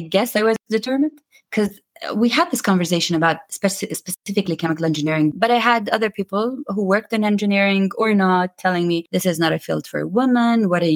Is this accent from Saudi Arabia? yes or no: yes; Khobar, Eastern Province, Saudi Arabia; also born or lived in London; So I grew up in Saudi Arabia. I'm from Saudi Arabia. And I grew up in a city called Khobar. Yeah, that's where I was born, actually, where I grew up, where I went to high school, and where I worked after university